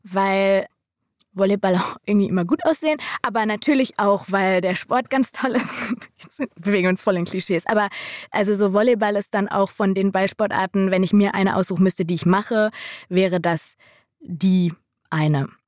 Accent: Schalke catchment area, North Rhine-Westphalia, Germany; Wir sind ja so im Schalker Einzugsgebiet geboren

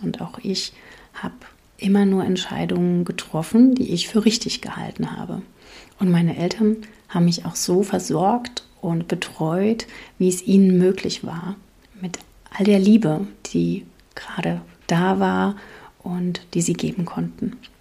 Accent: East Germany, Germany; now in Palatinate, Germany; in der DDR, wo ich groß geworden bin

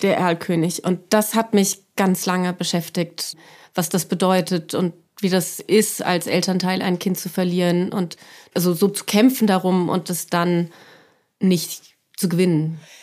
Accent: Frankfurt, Hesse, Germany; ich komme aus Frankfurt

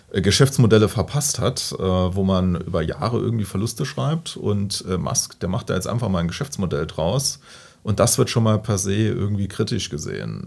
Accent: Hasborn, Saarland, Germany; ich komme ja aus Hasborn

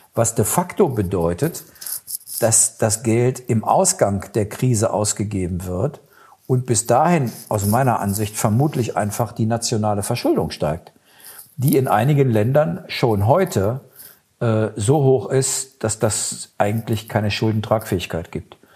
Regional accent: Germany; wir als Deutsche

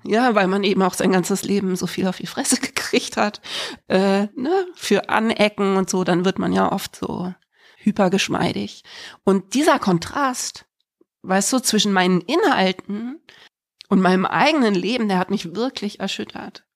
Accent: Freiburg im Breisgau, Baden-Württemberg, Germany; also born or lived in Berlin; Und dann sind wir nach Freiburg im Breis

